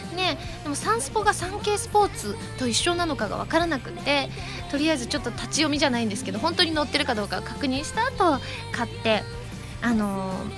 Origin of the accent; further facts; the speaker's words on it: Osaka, Japan; 私ね関西人ですからね大阪人